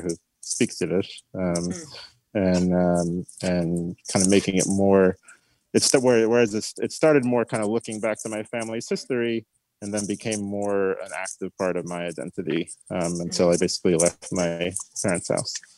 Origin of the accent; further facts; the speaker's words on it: Long Island, New York, United States; also born or lived in Queens, New York / Manhattan; I was born in Queens. Um, my family moved out to Long Island when I was probably like just about to go into kindergarten.